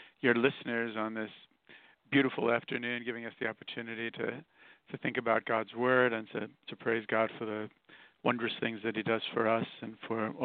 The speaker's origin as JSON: {"language": "English", "town": "New York City", "region": "New York", "country": "United States", "tie": "born or raised there", "also_born_or_lived": "Queens, New York", "said": "I was born here in Brooklyn, New York, and Irish immigrant parents"}